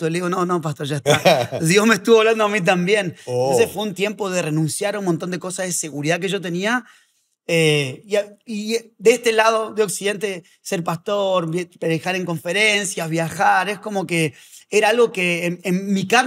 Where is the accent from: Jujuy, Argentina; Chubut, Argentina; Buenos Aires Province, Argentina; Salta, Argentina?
Buenos Aires Province, Argentina; Azul; born there; Yo nací en Azul, provincia de Buenos Aires.